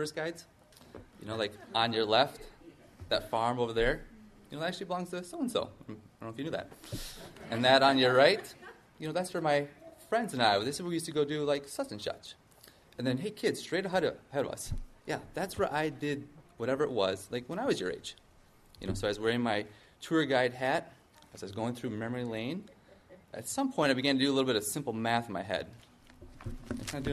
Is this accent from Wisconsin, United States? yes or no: yes; Wausau, Wisconsin, United States; moved away as an adult; also born or lived in Green Bay, Wisconsin; now in Madison, United States; I grew up in the Wausau area